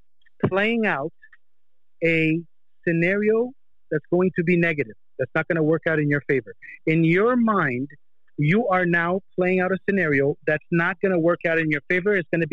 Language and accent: English; Canada; moved away; But if you saw me 20 years ago when I came from Canada, brother, I was just a douchebag.